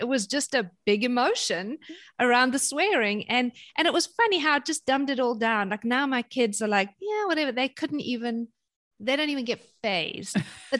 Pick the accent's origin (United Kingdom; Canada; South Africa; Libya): South Africa; But, you know, I was brought up in South Africa during apartheid and during sanctions.